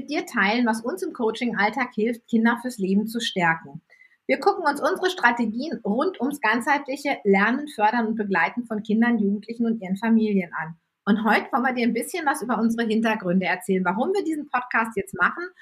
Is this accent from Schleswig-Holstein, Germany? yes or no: yes; Flensburg, Schleswig-Holstein, Germany; ähm, ich komme aus dem anderen Ende von Deutschland, nämlich aus Flensburg.